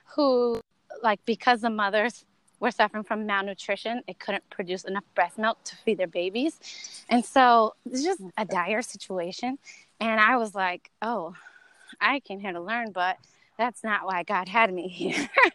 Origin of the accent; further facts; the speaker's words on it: North Carolina, United States; moved away as an adult; also born or lived in Miami / Santo Domingo, Dominican Republic; i grew up in north carolina